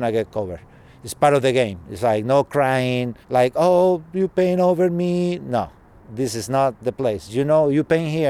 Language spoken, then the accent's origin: English; Chile; moved away as an adult; now in United States; I'm originally from Chile.